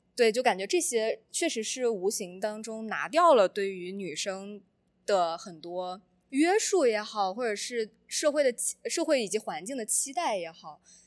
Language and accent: Chinese; Shandong, China; moved away as an adult; now in United States; 我之前作为一个传统的山东人